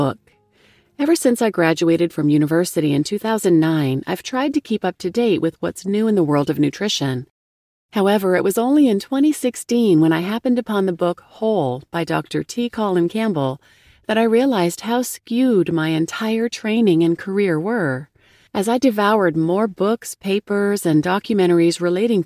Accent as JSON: {"language": "English", "country": "Turkey", "moved": "yes", "said": "I also spend a lot of time in my home country of Turkey"}